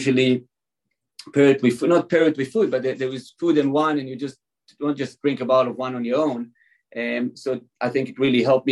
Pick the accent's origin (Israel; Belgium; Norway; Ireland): Israel; moved away; also born or lived in California; I was born and raised in Israel